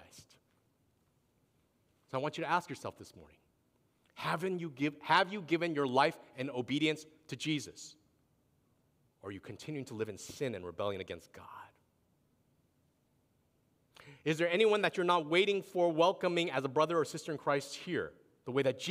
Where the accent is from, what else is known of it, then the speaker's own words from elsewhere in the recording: East Coast, United States; moved away; I grew up on the East Coast when I was younger